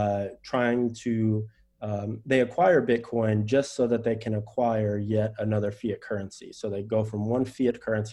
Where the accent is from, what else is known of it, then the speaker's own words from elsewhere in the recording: United States; I am an American.